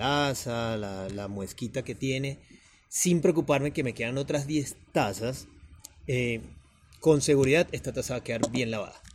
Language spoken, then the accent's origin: Spanish; Venezuela; moved away as an adult; also born or lived in Bogotá, Colombia; now in Medellín, Colombia; soy venezolano, con ya casi 12 años viviendo continuos acá en Colombia